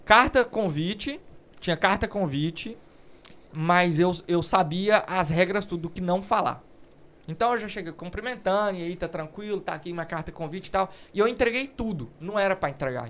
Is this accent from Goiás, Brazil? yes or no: yes; Uruaçu, Goiás, Brazil; moved away as an adult; also born or lived in Goiânia, Brazil; now in London, United Kingdom; Nasci em Uruaçu, cidade do interior